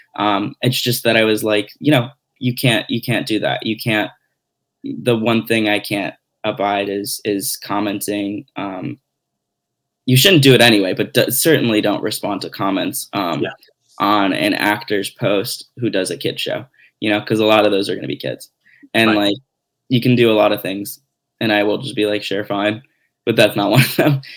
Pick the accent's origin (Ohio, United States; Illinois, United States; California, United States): Illinois, United States; Glenview; So I grew up outside of Chicago